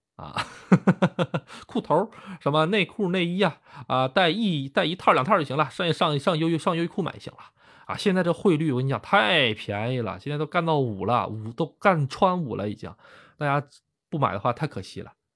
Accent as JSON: {"language": "Chinese", "town": "Tonghua", "region": "Jilin", "country": "China", "tie": "born or raised there", "also_born_or_lived": "Tai'an / Yamanashi, Japan", "moved": "yes", "lives_now": "Japan", "said": "是出生在一个通化市，通化市就是四面环山的一个城市啊"}